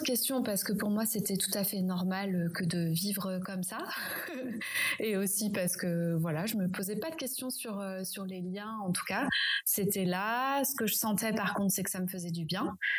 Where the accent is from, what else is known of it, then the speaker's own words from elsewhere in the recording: Champagne Berrichonne, Centre-Val de Loire, France; j'ai grandi en Champagne-Berrichonne